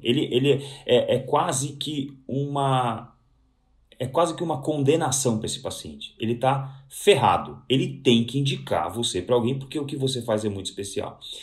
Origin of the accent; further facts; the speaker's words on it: Santo André, São Paulo, Brazil; eu sou de Santo André, eu estou, eu estou até hoje em Santo André, né, apesar de trabalhar a vida inteira em São Paulo